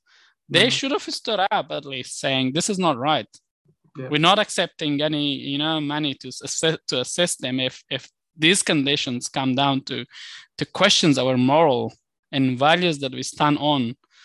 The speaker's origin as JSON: {"language": "English", "country": "Australia", "said": "And I think as an Australian, we should sit and go through this information and reflect"}